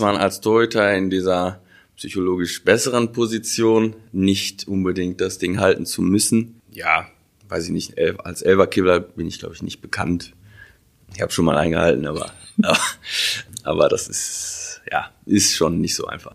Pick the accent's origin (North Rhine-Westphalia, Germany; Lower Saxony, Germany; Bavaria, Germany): North Rhine-Westphalia, Germany; Wuppertal; in Wuppertal geboren